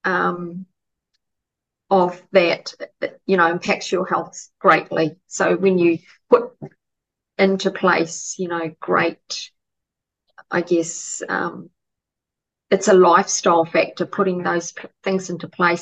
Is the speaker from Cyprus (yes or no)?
no; New Zealand; now in Australia; I'm originally from New Zealand, but lived in Australia for a long time